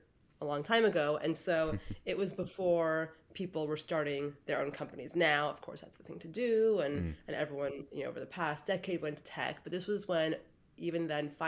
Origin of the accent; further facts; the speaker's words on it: San Francisco, California, United States; So I grew up in San Francisco